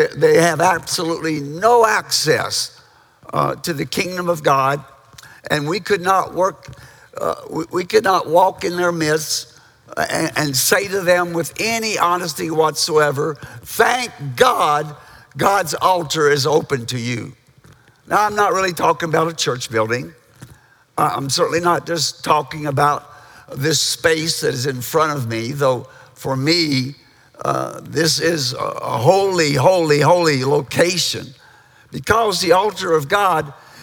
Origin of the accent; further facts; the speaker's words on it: Kentucky, United States; moved away as an adult; I grew up in Kentucky.